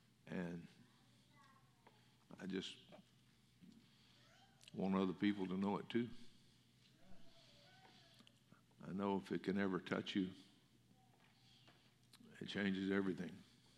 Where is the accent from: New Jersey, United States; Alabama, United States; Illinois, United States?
Alabama, United States; I came from Alabama, so y'all was a big word there. And the last 50 years I've had to learn to speak Texan, and I still get made fun of when I go back to Alabama